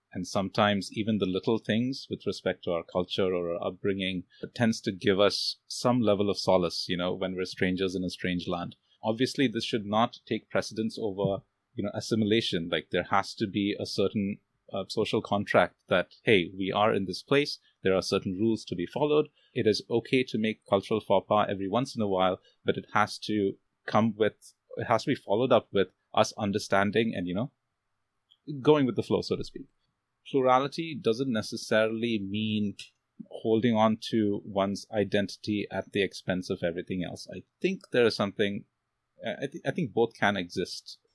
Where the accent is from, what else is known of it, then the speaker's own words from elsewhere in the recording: India; I'm, I'm Indian. Uh, I'm from India